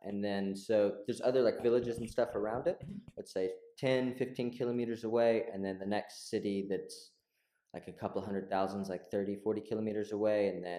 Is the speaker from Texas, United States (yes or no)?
yes; Texas, United States; moved away as an adult; also born or lived in Central and South America; now in Berlin, Germany